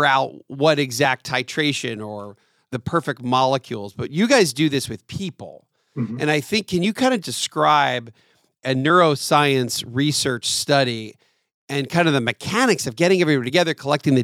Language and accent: English; Lancaster, Pennsylvania, United States; also born or lived in North Carolina; now in Atlanta, United States; I'm from Lancaster, Pennsylvania